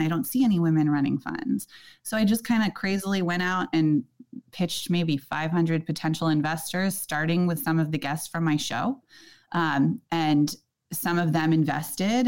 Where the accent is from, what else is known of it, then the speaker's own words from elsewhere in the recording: Silicon Valley, California, United States; I grew up in Silicon Valley